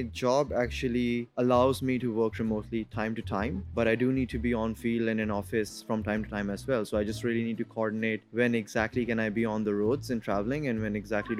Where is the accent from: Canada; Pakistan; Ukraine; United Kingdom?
Pakistan; now in Estonia; I'm originally from Pakistan, but I live in a very cold country in the Northern Europe. It's called Estonia. It's a beautiful town. I've moved there almost a year back.